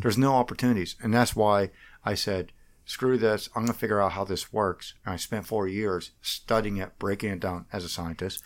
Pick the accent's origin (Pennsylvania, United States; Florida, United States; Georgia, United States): Pennsylvania, United States; Washington; moved away as an adult; I grew up in Washington, P A, uh, just outside of Washington